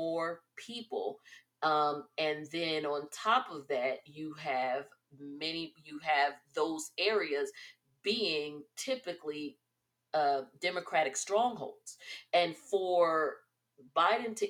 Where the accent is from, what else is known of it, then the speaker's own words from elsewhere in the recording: New Jersey, United States; my home state.